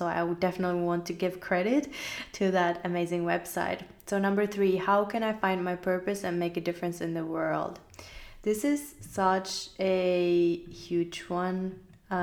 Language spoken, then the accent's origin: English; Finland; I grew up in Finland, so having faith in anything wasn't really a very accepted thing